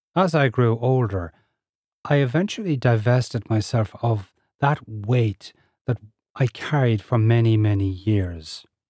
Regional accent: Ireland; I'm Irish, living in Ireland with a strong cultural, Irish cultural upbringing.

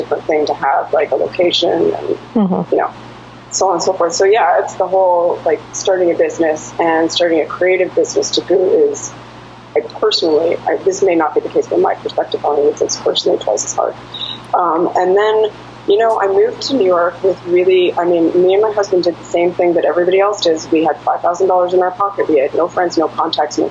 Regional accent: Toronto, Ontario, Canada; moved away as an adult; now in United States; I was living in Toronto. I grew up in Toronto.

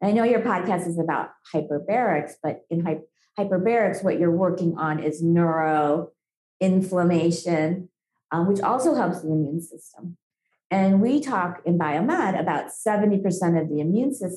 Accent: India; moved away; I was born in India. I have a lot of exposure to lead in childhood

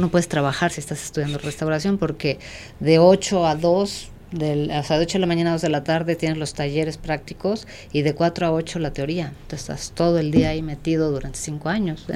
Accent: Mexico City, Mexico; yo soy mexicana, obviamente, eh, nací aquí en la Ciudad de México y aquí estudié

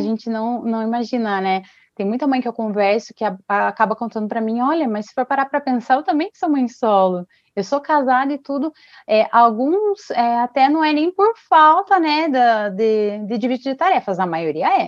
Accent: Ponta Grossa, Paraná, Brazil; sou de Ponta Grossa do Paraná

